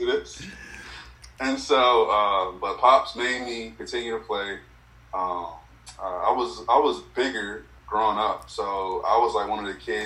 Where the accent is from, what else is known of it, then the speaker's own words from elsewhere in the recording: Greensboro, North Carolina, United States; also born or lived in Robersonville, North Carolina; I'm from Robertsonville, North Carolina, born and raised